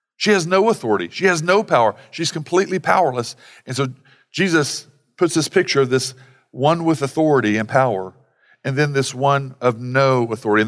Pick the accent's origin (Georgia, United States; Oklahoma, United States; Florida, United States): Oklahoma, United States; Sallisaw; I grew up in Salisaw where they had, you know, parimutuel betting.